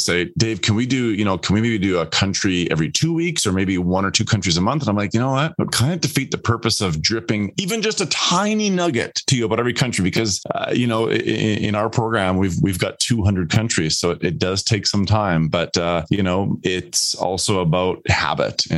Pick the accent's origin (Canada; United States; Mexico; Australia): Canada; also born or lived in Netherlands; I was born in the Netherlands and moved to Canada when I was just 4 weeks old.